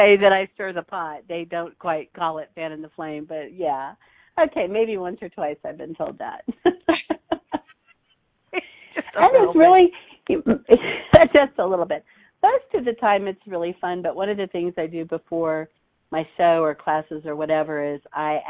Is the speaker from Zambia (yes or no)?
no; Hutchinson, Kansas, United States; also born or lived in Wichita, Kansas; I was raised in a small town called Hutchinson